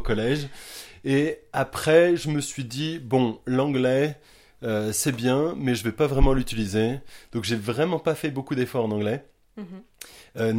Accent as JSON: {"language": "French", "town": "Quimper", "region": "Brittany", "country": "France", "moved": "yes", "lives_now": "Watford, United Kingdom", "said": "je suis breton, euh, je viens de Quimper"}